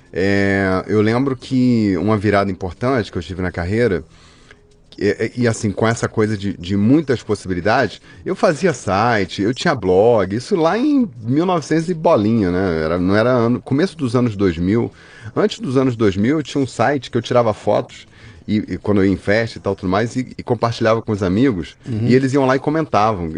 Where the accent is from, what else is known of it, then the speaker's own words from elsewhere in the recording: Rio de Janeiro, Brazil; also born or lived in Barra do Piraí; Eu nasci no interior de, do Rio de Janeiro, em Barra do Piraí, mas uhum. só nasci lá, aí fui criado no Rio.